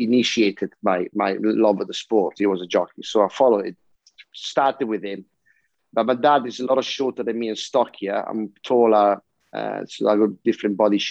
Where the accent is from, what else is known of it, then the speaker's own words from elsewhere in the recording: Italy; I come from Italy